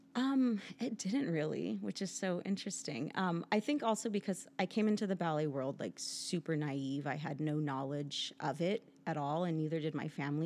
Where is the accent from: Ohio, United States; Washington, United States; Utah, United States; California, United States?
California, United States; San Pedro; also born or lived in Kansas City, Missouri; the local ballet school in San Pedro, California, where I grew up